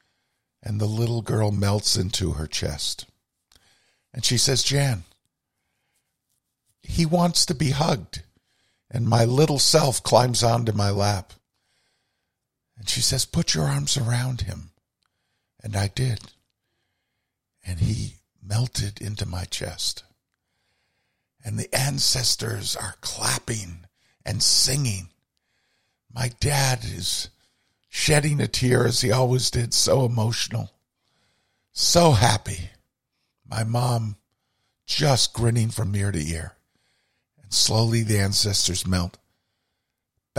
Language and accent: English; Burlington, Vermont, United States; the foot of our street where we grew up in Burlington, Vermont, Adsit Court